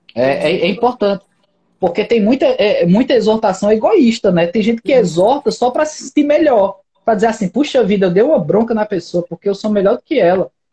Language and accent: Portuguese; Brazil; eu moro no Brasil, nunca saí do Brasil